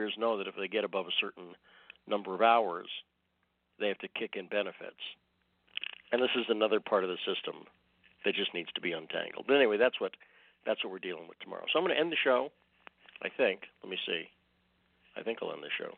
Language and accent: English; Massachusetts, United States; now in Twin Falls, United States; I grew up in Massachusetts